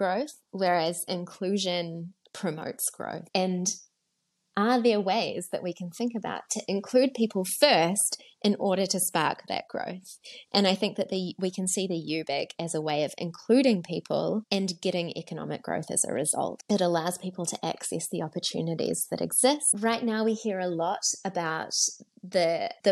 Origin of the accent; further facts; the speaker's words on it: New Zealand; now in South Africa; I'm from New Zealand originally. I'm married to a South African these days.